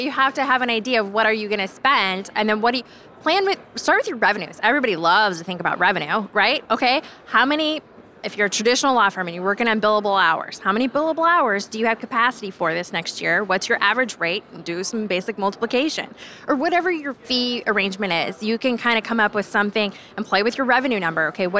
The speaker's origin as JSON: {"language": "English", "region": "Iowa", "country": "United States", "tie": "born or raised there", "said": "I'm a farmer's daughter. So my dad's a farmer. My mom was a housewife. And I grew up in Iowa in that capacity."}